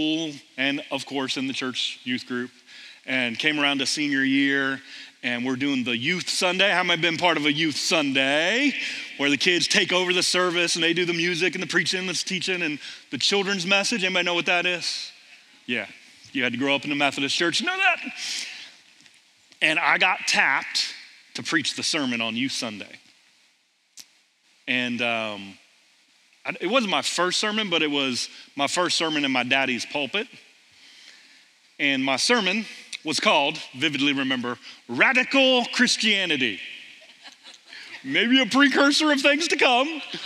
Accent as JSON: {"language": "English", "town": "Millersport", "region": "Ohio", "country": "United States", "tie": "born or raised there", "said": "Grew up in Millersport, Ohio, middle of the cornfields of Ohio, about 40 miles east of Columbus"}